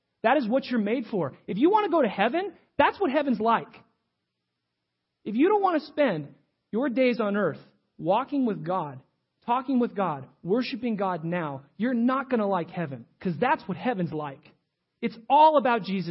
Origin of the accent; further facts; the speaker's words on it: United States; I'm an American.